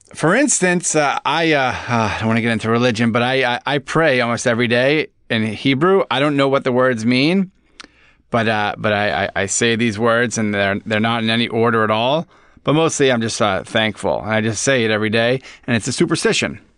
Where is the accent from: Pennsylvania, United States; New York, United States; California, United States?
New York, United States; Long Island; I grew up on Long Island